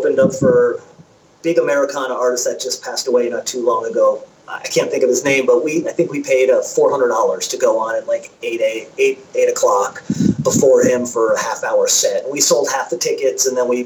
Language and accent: English; Connecticut, United States; moved away as an adult; also born or lived in Los Angeles; we're from Connecticut